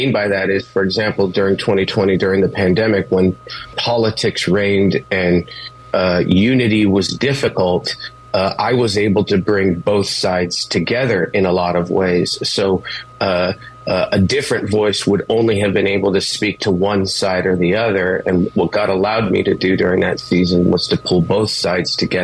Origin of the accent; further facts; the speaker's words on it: Los Angeles, California, United States; moved away as an adult; also born or lived in Richmond; I grew up in East L.A. In a pretty violent environment, a pretty violent home